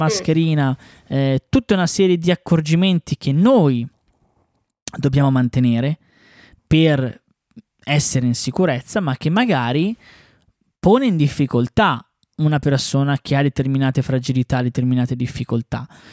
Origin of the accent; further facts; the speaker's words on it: Bresso, Lombardy, Italy; sia io che l'Ale siamo di Bresso